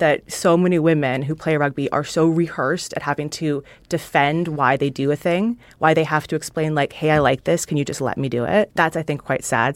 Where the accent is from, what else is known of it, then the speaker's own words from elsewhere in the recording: Canada; moved away; I grew up in Canada, hockey's, like, what everybody's supposed to play